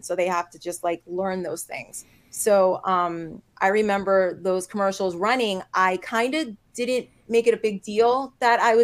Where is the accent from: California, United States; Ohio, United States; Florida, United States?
Florida, United States; North Miami; born and raised in Miami, North Miami.